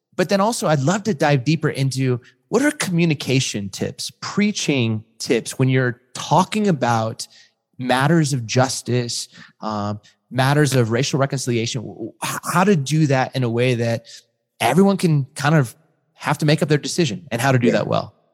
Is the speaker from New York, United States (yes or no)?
no; Southern California, United States; also born or lived in Chicago; I grew up in Southern California